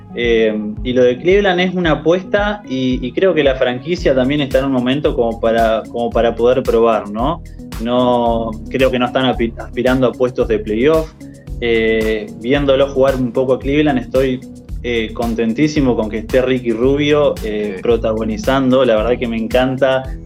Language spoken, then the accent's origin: Spanish; Argentina; como argentino